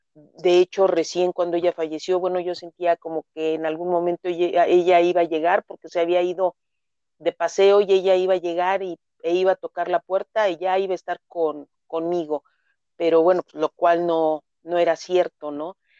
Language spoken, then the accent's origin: Spanish; Mexico City, Mexico; moved away as an adult; now in Nezahualcóyotl, Mexico; nací en la Ciudad de, México hace unos ayeres. Mis padres, bueno, nacieron igual en, la Ciudad de México, solamente tengo un hermano. Eh, mi madre ya falleció hace 15 años mi infancia, mi adolescencia transcurrió en la Ciudad de México